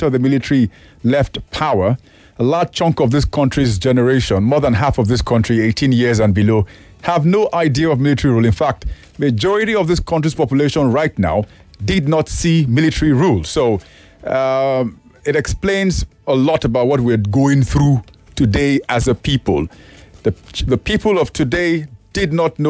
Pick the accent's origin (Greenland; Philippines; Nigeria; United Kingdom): Nigeria; as a Nigerian